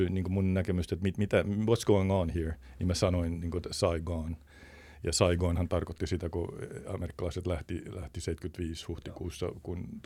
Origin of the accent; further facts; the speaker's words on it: Thailand; first language Thai; Vietin äh, nuoruuteni kaakkoisasia Taimaassa ja tuota, tai on mun toinen äidinkieli itse asiassa.